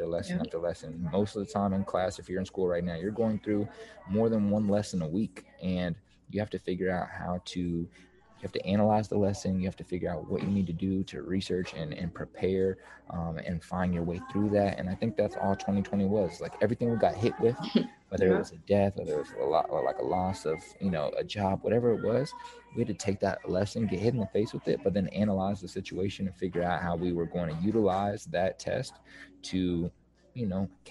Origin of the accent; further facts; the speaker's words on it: Kansas City, Missouri, United States; I'm from the Missouri side